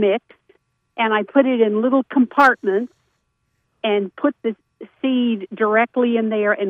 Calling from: Mount Airy, United States; I am calling from Mount Airy

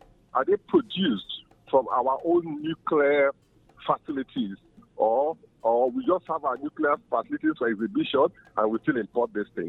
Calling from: Port Harcourt, Rivers State, Nigeria; I'm calling from Port Harcourt.

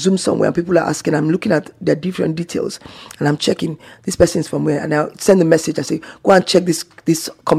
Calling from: Zamfara, Nigeria; I'm calling from Zamfara State in Nigeria.

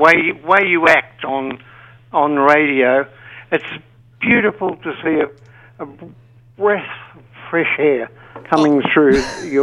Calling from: Malanda, Queensland, Australia; I'm in Malanda in North Queensland.

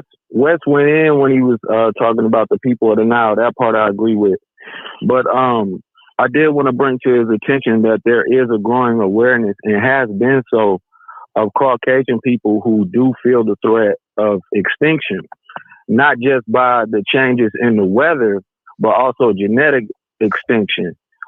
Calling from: Oklahoma, United States; man. I'm calling from Oklahoma, sir.

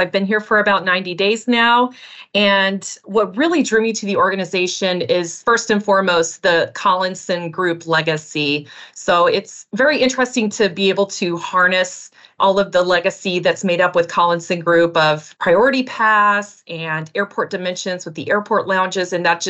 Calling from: Minnesota, United States; I am joining you from the Twin Cities of Minnesota.

